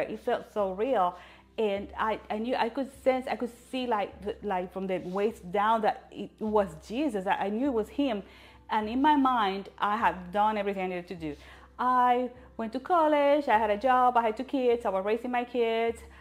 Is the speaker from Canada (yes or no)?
no; Puerto Rico; I was born in Puerto Rico